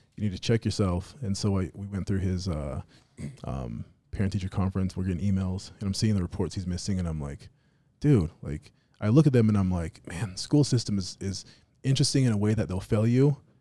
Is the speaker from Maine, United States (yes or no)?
no; Las Vegas, Nevada, United States; moved away; we slur our words, like, where I'm from in Vegas, you know, we, we talk that way.